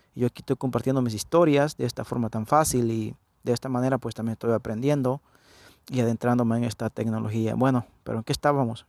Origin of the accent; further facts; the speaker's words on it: El Salvador; Yo nací en El Salvador, ya, ya no, ya no me preguntan de dónde soy. Soy del Salvador